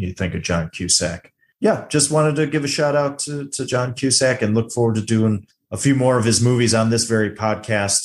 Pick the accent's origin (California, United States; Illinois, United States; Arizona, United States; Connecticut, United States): Illinois, United States; Chicago; I grew up around the Chicago area